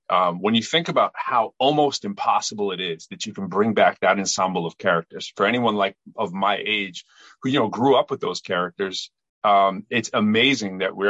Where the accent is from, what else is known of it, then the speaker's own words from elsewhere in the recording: Lowell, Massachusetts, United States; moved away; also born or lived in Chelmsford, Massachusetts; I'm from Massachusetts. I'm originally from Lowell. Went to Chelmsford High School, moved back to Lowell to go to UMass Lowell for undergrad and my master's in math. And later I taught at Lowell High